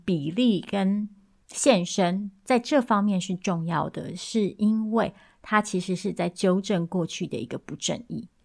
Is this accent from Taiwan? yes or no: yes; Taiwan; moved away; 我也是一个台湾人，我也是一个移民，我也是一个中产阶级